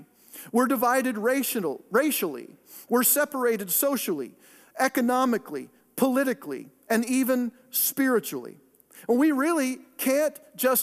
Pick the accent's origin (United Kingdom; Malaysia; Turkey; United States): United States; Pacific Northwest; moved away; the greater Northwest. That's my hometown, Oregon, Washington, that area